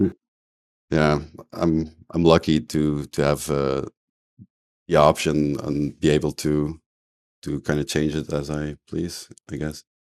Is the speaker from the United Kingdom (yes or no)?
no; Limburg, Flanders, Belgium; from Flanders, the the Limburg province, so the Dutch speaking part.